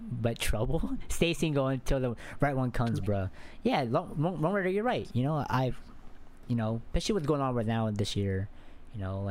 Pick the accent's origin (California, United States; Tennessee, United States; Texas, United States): Texas, United States; where I'm at, I'm from Texas